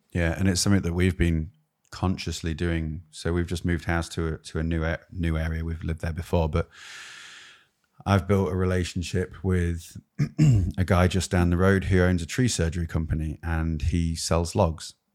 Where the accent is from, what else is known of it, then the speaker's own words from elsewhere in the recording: United Kingdom; As a Brit